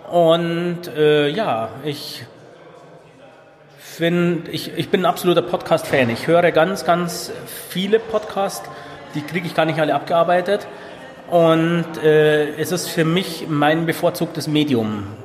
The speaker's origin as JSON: {"language": "German", "town": "Regensburg", "region": "Bavaria", "country": "Germany", "said": "bisschen weiter Anreiseweg, wir kommen aus Regensburg."}